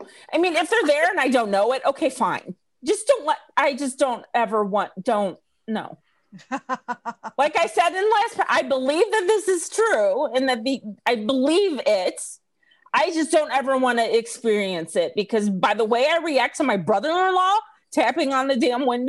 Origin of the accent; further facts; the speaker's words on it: Missouri, United States; And I grew up in Missouri with those brown recluses